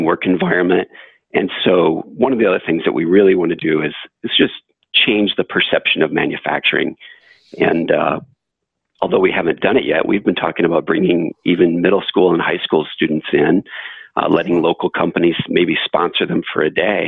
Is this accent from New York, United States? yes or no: no; Flint, Michigan, United States; I grew up in Flint, Michigan